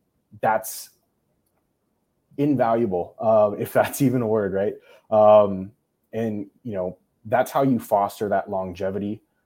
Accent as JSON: {"language": "English", "country": "United States", "said": "I love being Korean. I love being English. And more, most importantly, I love being American, right? USA, baby. But also, too, that I'm a military brat."}